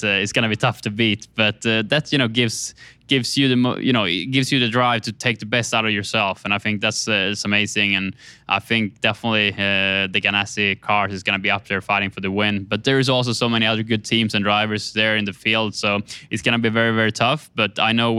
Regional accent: Sweden; moved away; to Sweden, to my home country, in my hometown

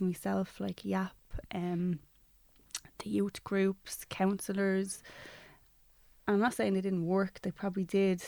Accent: Dublin, Leinster, Ireland; I grew up in Ballymun

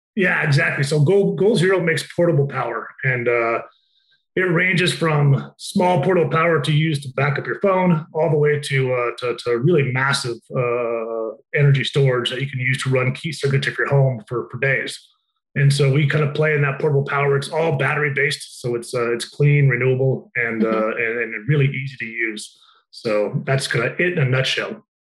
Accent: Utah, United States; moved away as an adult; I'm from Utah originally

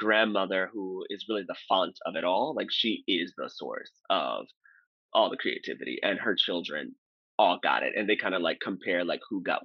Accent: St. Louis, Missouri, United States; I'm originally from St. Louis, Missouri

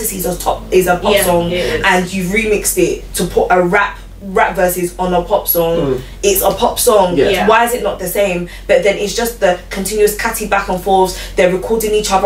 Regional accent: London, United Kingdom; I grew up in Newham specifically. I still live in Newham.

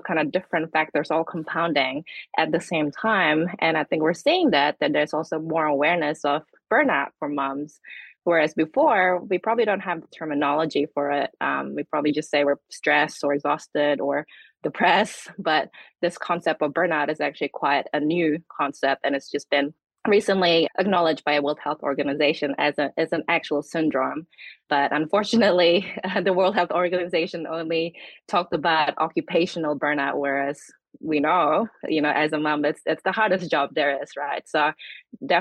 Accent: Indonesia; now in New Zealand; I'm from Indonesia, and my grandmother still live in a multi-generational four-story house

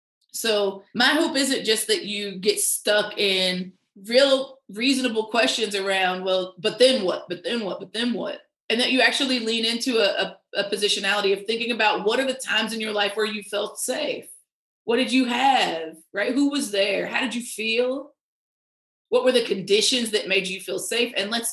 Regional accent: the South, United States; you know, I'm a Southerner, these man-made climate disasters are getting worse and worse by the second

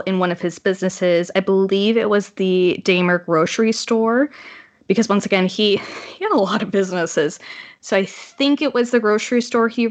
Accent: Canada; As a Canadian

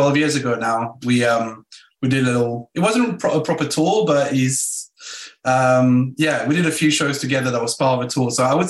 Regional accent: Belgium; I'm originally from Belgium

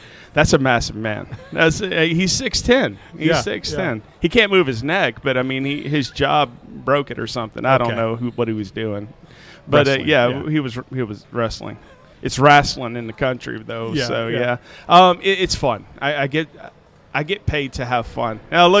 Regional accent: Middle Tennessee, United States; moved away as an adult; also born or lived in St. Louis; I was never planning on leaving Middle Tennessee.

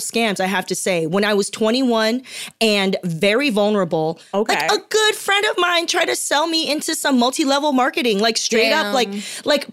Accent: Torrance, California, United States; also born or lived in Taiwan; I was born in Taiwan, but I grew up in Torrance down here in Los Angeles

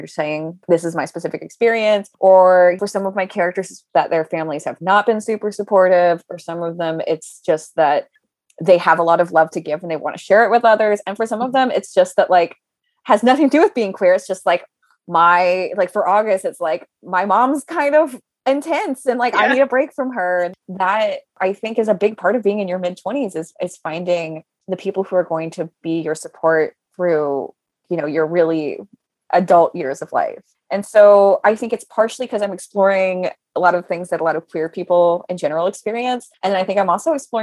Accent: Southern Louisiana, United States; now in New York, United States; we're both from Southern Louisiana and we both moved to New York

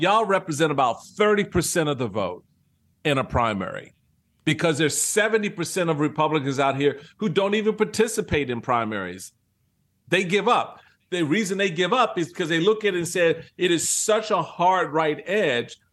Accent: Washington, District of Columbia, United States; also born or lived in Maryland; as a young kid growing up in Washington, D C

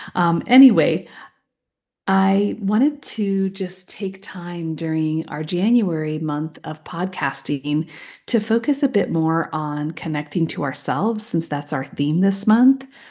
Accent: just outside of Des Moines, Iowa, United States; moved away; I grew up in this little home in, um, just outside of Des Moines

